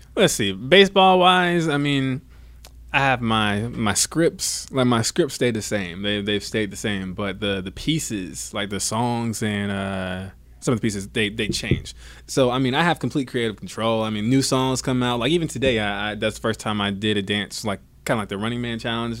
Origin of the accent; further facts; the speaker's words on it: Savannah, Georgia, United States; also born or lived in Bradenton, Florida / Atlanta, Georgia; Born in Bradenton, Florida, raised in Savannah, Georgia. Then I moved to right outside of Atlanta